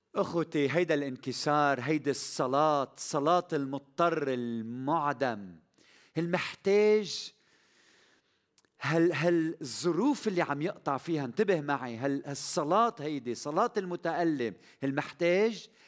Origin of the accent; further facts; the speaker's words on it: Lebanon; بلدنا لبنان